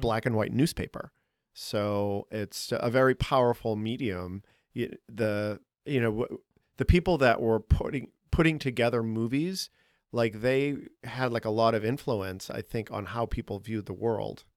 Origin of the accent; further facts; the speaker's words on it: Boston, Massachusetts, United States; moved away as an adult; now in Chicago, United States; I'm from Boston.